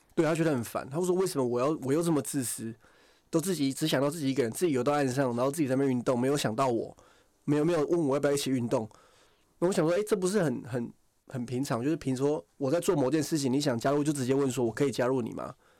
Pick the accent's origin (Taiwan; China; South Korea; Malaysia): Taiwan; 我从台湾来